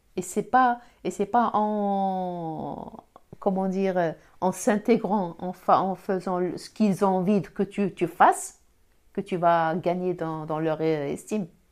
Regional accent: Algeria; accent: Algerian; now in France; J'ai l'accent. L'accent algérien

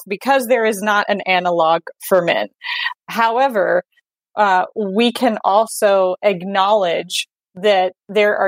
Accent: Texas, United States; I grew up in Texas, where it is a very patriarchal culture

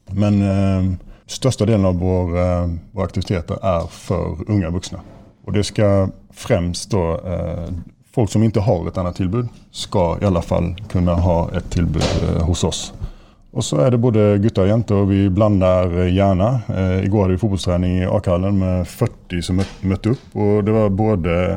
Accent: Sweden; now in Molde, Norway; Nå er jeg jo svensk

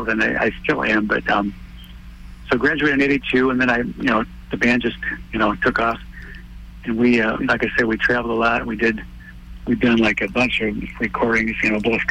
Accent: Wisconsin, United States; moved away as an adult; now in Chicago, United States; I'm actually from Wisconsin, up north

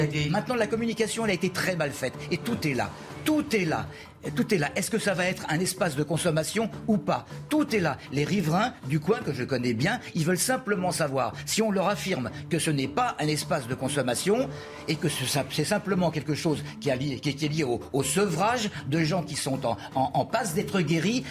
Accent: Paris, Île-de-France, France; en tant que Parisien

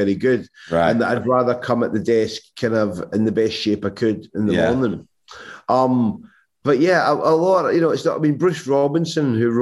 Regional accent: Irvine, Scotland, United Kingdom; moved away; I grew up in Irvine

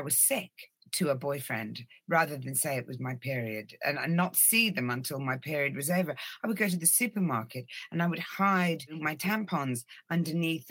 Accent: Ireland; also born or lived in Norway; I was born in Norway. We lived there till I was 6 years old, and then we moved to the Republic of Ireland.

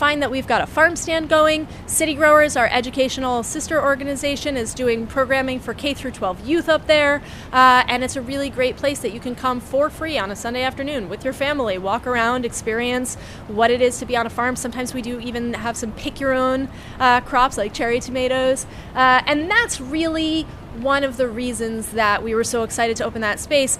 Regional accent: New York City, New York, United States; you never realize it as a New Yorker, especially when you grew up here

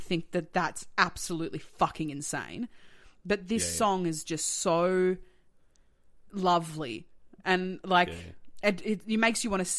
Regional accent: Melbourne, Victoria, Australia; also born or lived in Sydney / Tasmania; I was born in Sydney. Okay. I lived the first like 10 years of my life in Tassie and then I moved to Melbourne. So I'm from Melbourne.

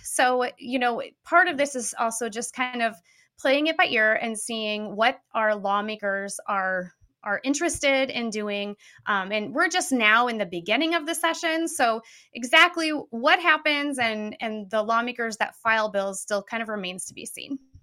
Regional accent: Peoria, Illinois, United States; I'm from Peoria originally

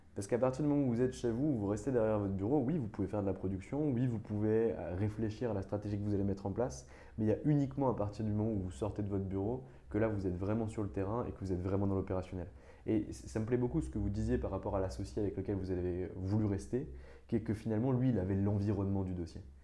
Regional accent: Nancy, Grand Est, France; je viens de région, je viens du, Grand Est, de Nancy

